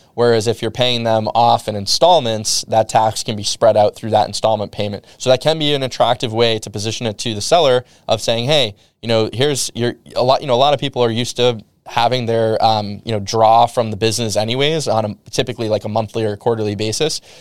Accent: New England, United States; I'm from New England

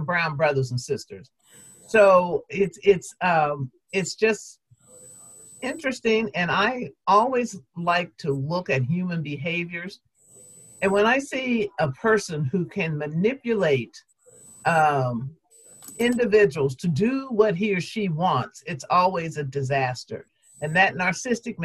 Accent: United States; as an American and as a Black American woman

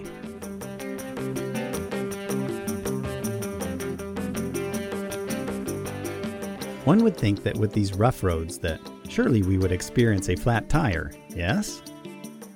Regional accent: Arkansas, United States; I'm from Arkansas

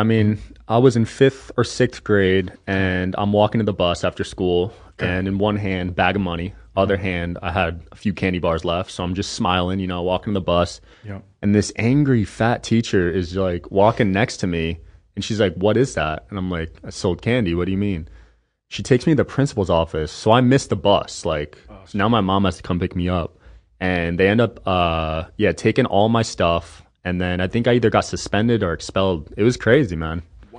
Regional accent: East Coast, United States; I'm from the East Coast, so different mindset.

